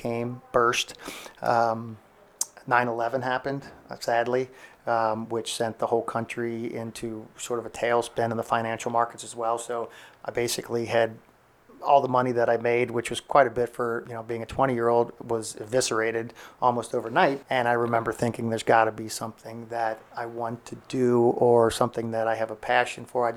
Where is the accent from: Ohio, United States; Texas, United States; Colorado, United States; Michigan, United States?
Ohio, United States; Cincinnati; moved away as an adult; also born or lived in New York / Estero, Florida; now in Punta Gorda, United States; we grew up in Cincinnati, Ohio, close to the city